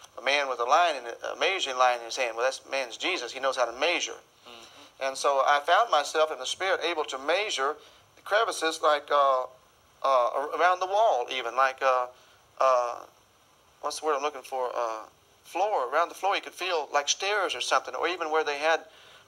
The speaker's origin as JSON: {"language": "English", "region": "Arkansas", "country": "United States", "tie": "born or raised there", "said": "I was raised in Arkansas"}